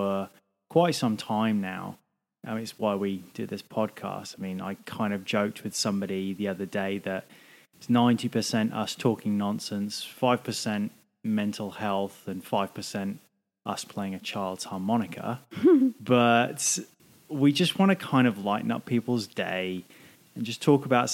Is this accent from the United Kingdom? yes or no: yes; England, United Kingdom; now in Australia; I'm English.